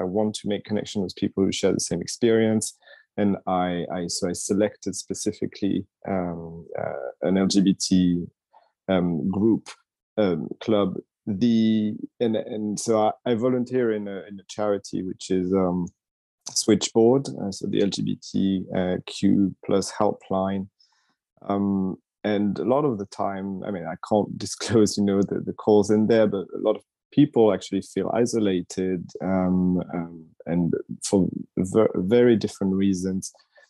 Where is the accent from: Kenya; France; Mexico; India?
France; Paris, Île-de-France; moved away as an adult; now in London, United Kingdom; I had been living 5 years in London already. I've been now 10 years in London. I came from Paris.